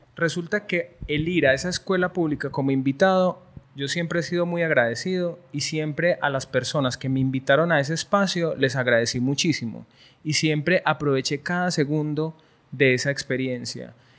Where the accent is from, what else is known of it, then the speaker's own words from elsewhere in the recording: Colombia; also born or lived in Barcelona, Spain; now in Medellín, Colombia; como soy colombiano